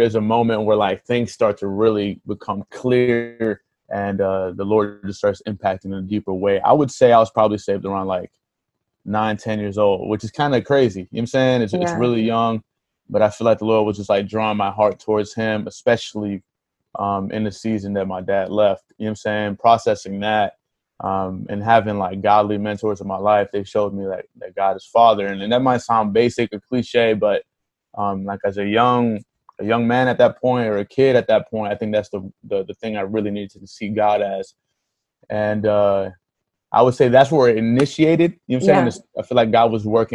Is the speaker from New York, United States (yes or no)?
no; Hollywood, Florida, United States; also born or lived in Miami, Florida; So I was born in Miami, raised in Hollywood. Hollywood is roughly like 20 minutes from Miami.